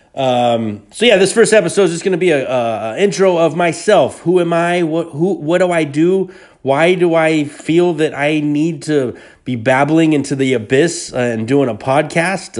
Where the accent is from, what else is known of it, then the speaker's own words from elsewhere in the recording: Hayward, California, United States; Hayward, California, which is my hometown